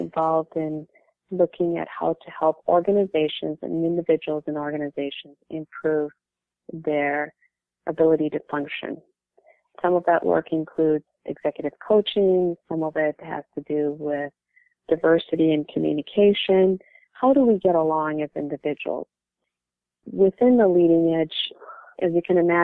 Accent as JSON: {"language": "English", "town": "St. Paul", "region": "Minnesota", "country": "United States", "tie": "born or raised there", "said": "I grew up in Minnesota, St. Paul, Minnesota, since I was 8 years old, and this has been home to me during my childhood, adolescence, and most of my adult years."}